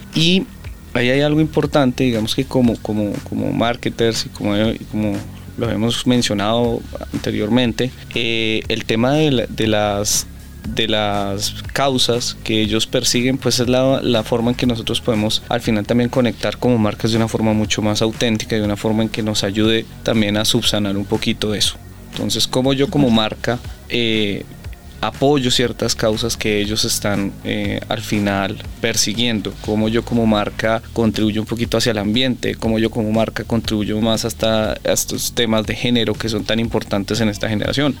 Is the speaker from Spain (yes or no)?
no; Colombia; Nosotros somos una cultura colombiana muy arraigada